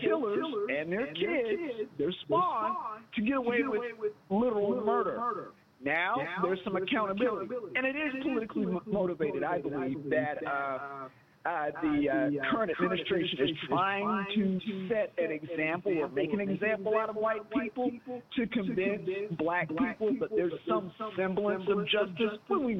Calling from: Seattle, Washington, United States; calling from Seattle, Washington.

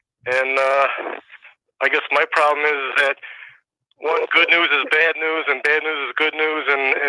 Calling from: Wisconsin, United States; I'm from Wisconsin.

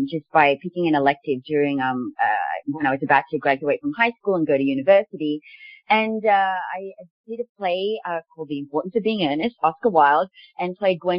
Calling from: New York, United States; I'm actually back in New York.

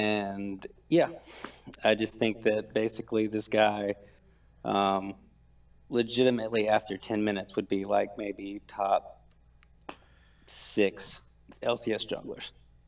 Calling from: Alabama, United States

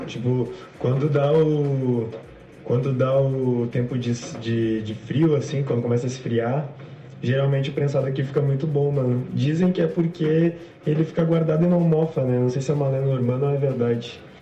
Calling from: Juiz de Fora, Minas Gerais, Brazil; Eu falo de Juiz de Fora, Minas Gerais.

